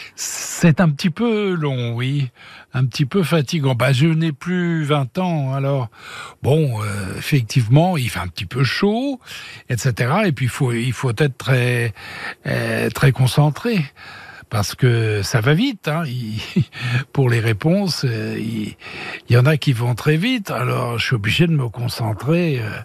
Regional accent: Paris, Île-de-France, France; moved away as an adult; now in Switzerland; Je suis parisien, moi, c'est ma ville de naissance

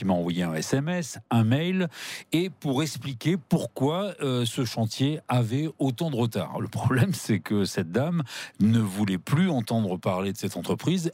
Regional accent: Le Puy-en-Velay, Auvergne-Rhône-Alpes, France; je suis originaire du Puy-en-Velay

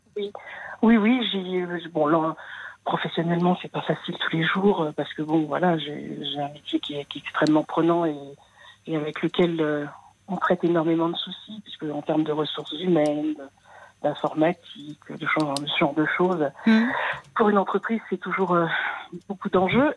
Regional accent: Paris, Île-de-France, France; moved away as an adult; Je suis née à Paris, j'avais jamais quitté Paris de ma vie.

